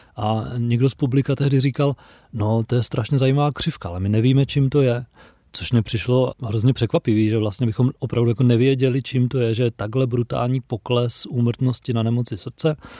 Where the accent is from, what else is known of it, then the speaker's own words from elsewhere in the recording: Czechia; jako Češi